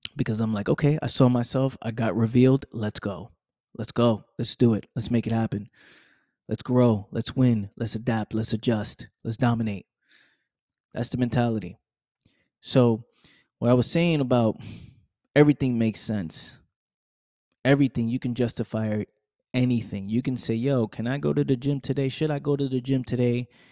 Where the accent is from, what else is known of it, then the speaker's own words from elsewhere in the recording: New York, United States; I'm from New York